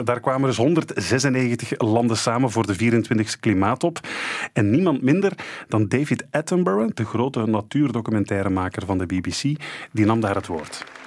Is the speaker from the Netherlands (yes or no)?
no; Belgium; wij Belgen